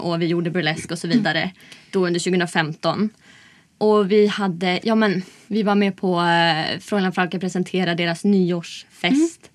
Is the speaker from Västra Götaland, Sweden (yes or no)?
no; Umeå, Västerbotten County, Sweden; moved away as an adult; now in Stockholm, Sweden; Jag kommer från Umeå